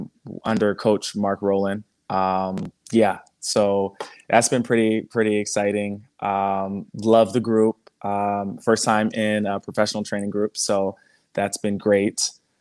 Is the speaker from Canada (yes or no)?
yes; Canada; I'm Canadian.